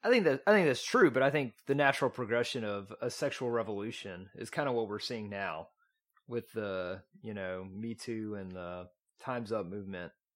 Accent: East Texas, United States; accent: East Texan; I grew up in East Texas.

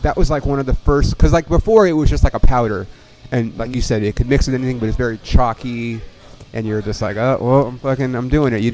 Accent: Ontario, California, United States; I grew up in Ontario, right by where you live

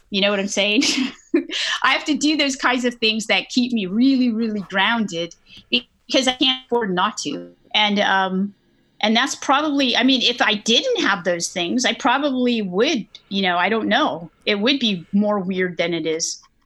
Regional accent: Northern California, United States; I grew up in California, Northern California

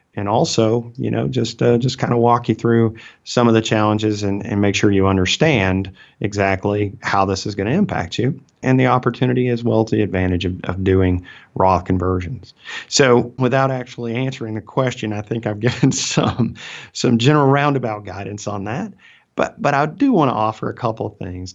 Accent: Alabama, United States; accent: Southern; I'm from Alabama, right? And so I speak with a Southern accent

